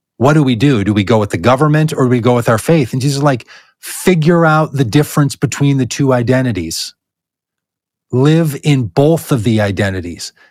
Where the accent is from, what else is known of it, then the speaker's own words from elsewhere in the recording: United States; my identity as an American citizen